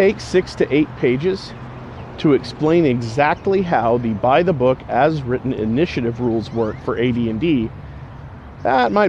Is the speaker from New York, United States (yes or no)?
no; Round Rock, Texas, United States; also born or lived in Longview, Texas / Lake Charles, Louisiana / Humble, Texas; we had moved back to Round Rock, which I now consider my hometown